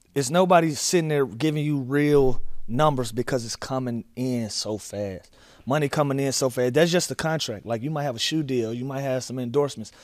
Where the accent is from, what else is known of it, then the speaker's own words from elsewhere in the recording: Atlanta, Georgia, United States; I'm from Atlanta